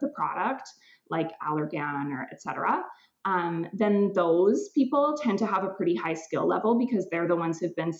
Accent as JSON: {"language": "English", "region": "California", "country": "United States", "tie": "born or raised there", "moved": "yes", "lives_now": "Vancouver, Canada", "said": "I grew up in California."}